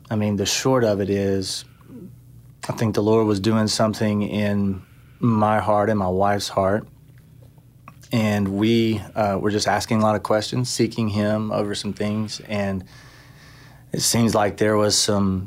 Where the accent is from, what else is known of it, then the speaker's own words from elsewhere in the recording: Buford, Georgia, United States; moved away as an adult; also born or lived in Raleigh, North Carolina; now in Tennessee, United States; I am originally from Buford, Georgia